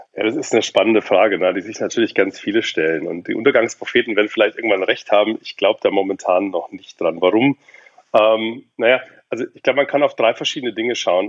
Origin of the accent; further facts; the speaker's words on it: Munich, Bavaria, Germany; now in Berlin, Germany; ich bin in München geboren